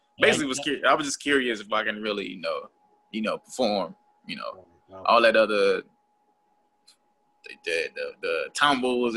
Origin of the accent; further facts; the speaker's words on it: Chicago, Illinois, United States; I hail from Chicago